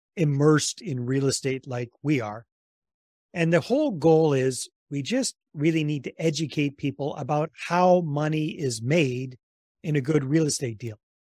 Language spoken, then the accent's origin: English; British Columbia, Canada; moved away as an adult; also born or lived in San Jose, Costa Rica; I'm originally from Canada, from British Columbia